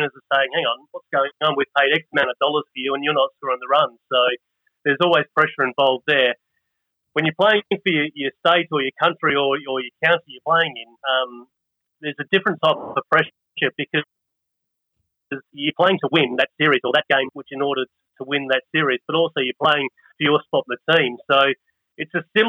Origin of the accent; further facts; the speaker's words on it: Australia; we're Australian